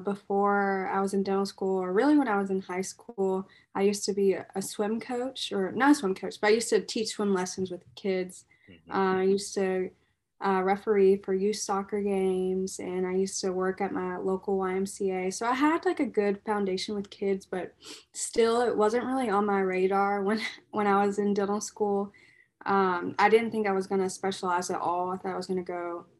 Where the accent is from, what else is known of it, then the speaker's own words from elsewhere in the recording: Frankfort, Kentucky, United States; also born or lived in Louisville, Kentucky; I am from Frankfort, Kentucky